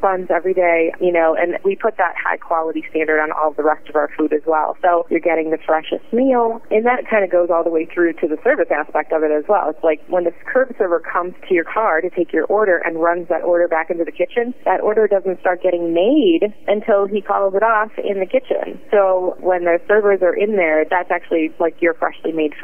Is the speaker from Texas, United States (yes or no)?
no; Cleveland, Ohio, United States; I'm from, like, the way far, like, west side of Cleveland